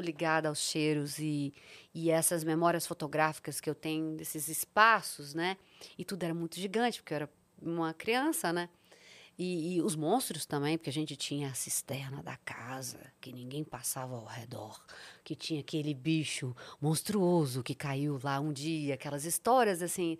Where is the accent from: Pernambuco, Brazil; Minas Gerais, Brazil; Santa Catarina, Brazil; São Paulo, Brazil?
Minas Gerais, Brazil; Serra do Cipó; also born or lived in Sete Lagoas, Minas Gerais; eu nasci em Sete Lagoas, Minas Gerais, mas cresci às margens do Serra do Cipó